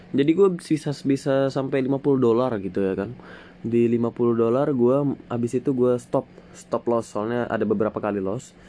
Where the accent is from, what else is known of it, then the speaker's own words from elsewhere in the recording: Balikpapan, East Kalimantan, Indonesia; born there; now in Penajam Paser Utara, Indonesia; Gue lahir di Balikpapan 15 Juli 2004. Ya, gue masih 16 tahun. Tahun ini 17 tahun gue uh, masih di kelas 2 SMA di salah satu uh, eh, SMA di Penajam Pasir Utara ya Penajam Pasir Utara gue tinggal di Penajam Pasir Utara Kalimantan Timur